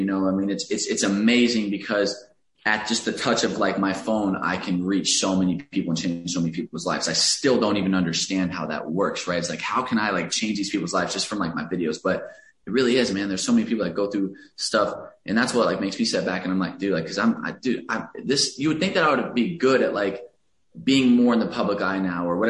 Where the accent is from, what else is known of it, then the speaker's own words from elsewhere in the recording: Alvarado, Texas, United States; moved away as an adult; now in Los Angeles, United States; I grew up in a very, very small town outside of Dallas. There was a couple thousand people in my hometown